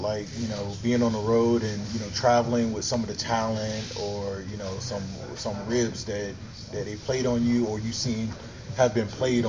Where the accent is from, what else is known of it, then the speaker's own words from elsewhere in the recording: Honolulu, Hawaii, United States; I grew up in Honolulu, Hawaii.